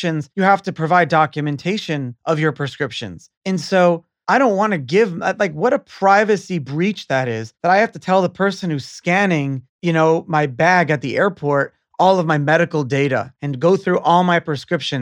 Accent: United States; as an American

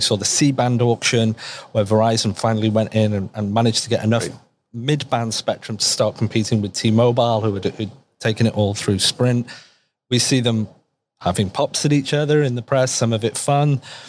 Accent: Toronto, Ontario, Canada

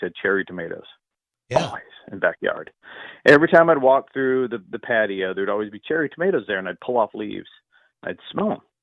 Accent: California, United States; growing up in the 70s in ultra rural California

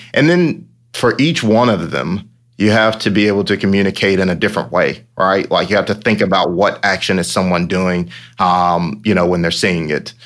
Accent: Sly County, Georgia, United States; I, I actually grew up here

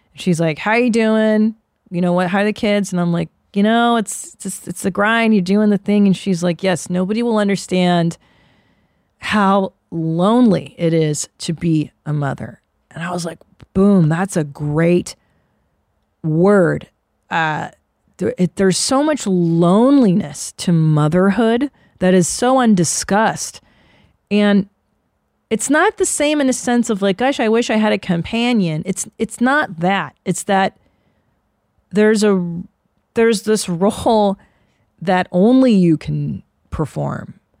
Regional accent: United States; we're American

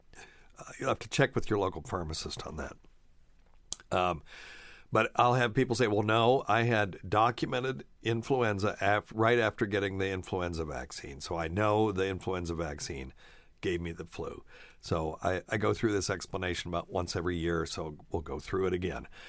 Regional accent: Appalachia, United States; I grew up in Appalachia

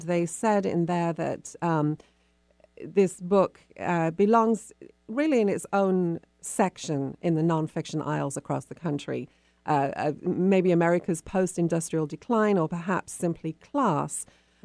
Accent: England, United Kingdom; moved away as an adult; now in Seattle, United States; growing up in England

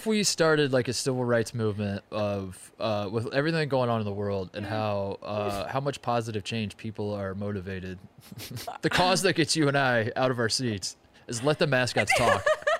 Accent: Indiana, United States; I'm from Indiana

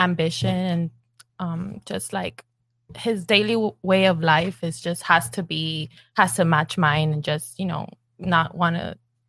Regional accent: Miami, Florida, United States; also born or lived in Cuba; Mm-hmm. I was born in Cuba, but I was raised here in Miami.

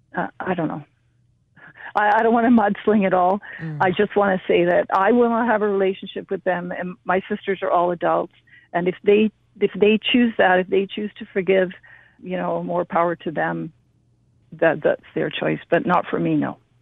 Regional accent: British Columbia, Canada; also born or lived in India; I was raised in Canada and I love Canada

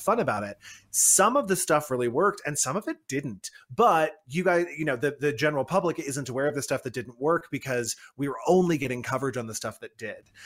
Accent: United States; I am based in the U S and I am an American myself

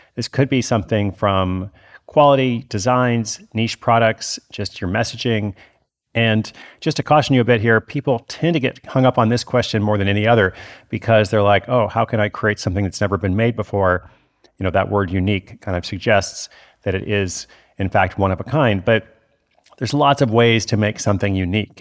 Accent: Portland, Oregon, United States; I'm actually in Portland, Oregon, my hometown, tonight

